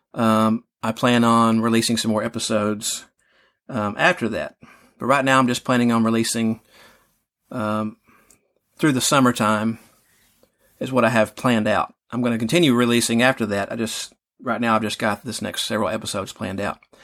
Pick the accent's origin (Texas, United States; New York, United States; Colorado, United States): Texas, United States; I grew up he, here in Texas. I've lived other places